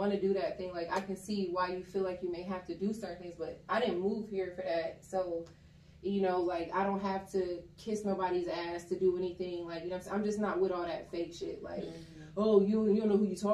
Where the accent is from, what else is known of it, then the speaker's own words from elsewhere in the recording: Columbus, Ohio, United States; moved away as an adult; now in Atlanta, United States; I am originally from Columbus, Ohio. I moved to Atlanta